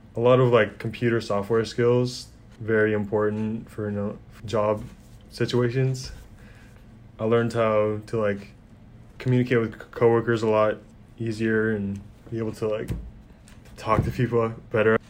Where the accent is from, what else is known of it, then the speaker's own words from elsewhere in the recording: Anchorage, Alaska, United States; I'm from Anchorage, Alaska